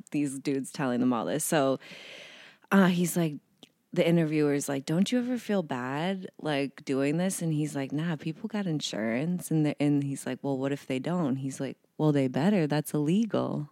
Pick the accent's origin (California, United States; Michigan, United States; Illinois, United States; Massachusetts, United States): Massachusetts, United States; Boston; moved away; also born or lived in New York; I'm from Boston